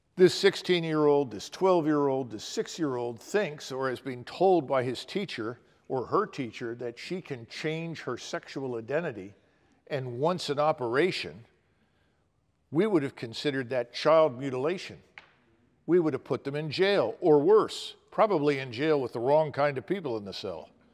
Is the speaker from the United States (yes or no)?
yes; Philadelphia, Pennsylvania, United States; I grew up in North Philadelphia